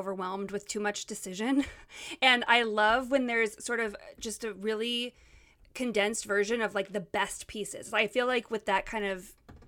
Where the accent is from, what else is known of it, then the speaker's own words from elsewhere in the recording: Montana, United States; I'm from Montana